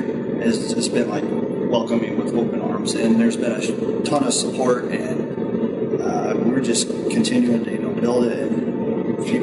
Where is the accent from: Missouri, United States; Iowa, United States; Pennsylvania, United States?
Iowa, United States; moved away as an adult; also born or lived in Virginia; growing up in Iowa, and growing up literally an hour, hour, 10 minutes down the road